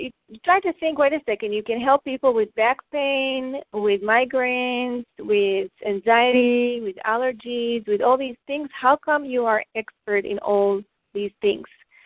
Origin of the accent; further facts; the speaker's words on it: Israel; I grew up in Israel